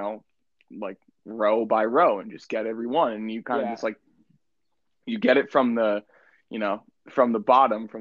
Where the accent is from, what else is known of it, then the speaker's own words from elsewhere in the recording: New Jersey, United States; we're both from New Jersey.